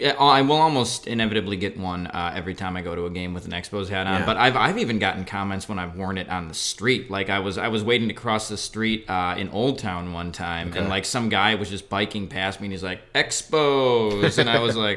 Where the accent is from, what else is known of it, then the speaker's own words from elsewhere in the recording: Wisconsin, United States; So I'm from Wisconsin, hence the Brewers love before.